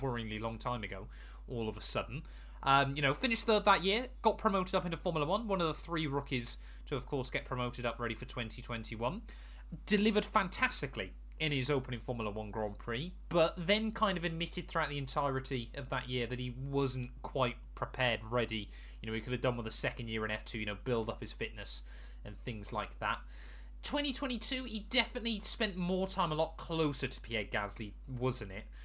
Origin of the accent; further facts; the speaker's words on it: United Kingdom; we're British